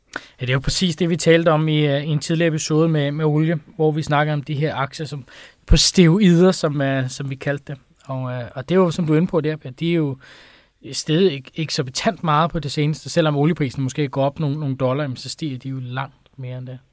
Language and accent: Danish; Denmark; som dansker